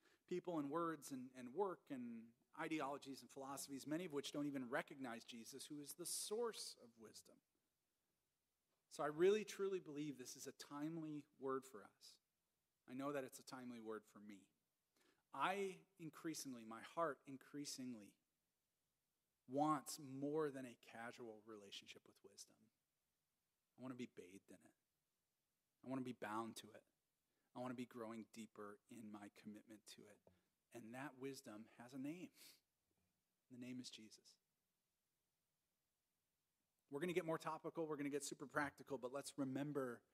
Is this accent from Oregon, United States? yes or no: no; Minnesota, United States; moved away as an adult; I was from Minnesota.